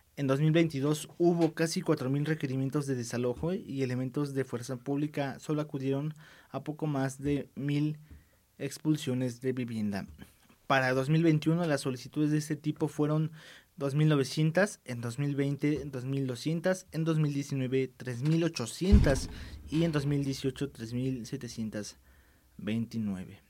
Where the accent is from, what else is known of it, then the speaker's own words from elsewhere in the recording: Mexico; estamos obviamente nosotros aquí en México